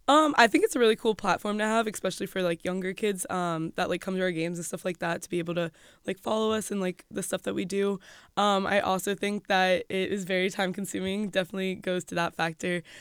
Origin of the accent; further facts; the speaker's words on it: Florida, United States; moved away as an adult; also born or lived in Rochester, New York / Jacksonville, Florida; now in State College, United States; we were in Florida all growing up